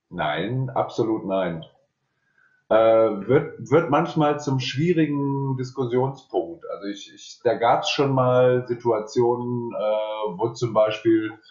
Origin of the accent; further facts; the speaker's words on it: North Rhine-Westphalia, Germany; now in Cologne, Germany; Ich bin aus dem Ruhrgebiet auch Ende, Mitte, Ende der 90er nach Köln gekommen, habe 96 das erste Mal hier im Hans angefangen zu arbeiten und bin dann hier hängen geblieben eigentlich.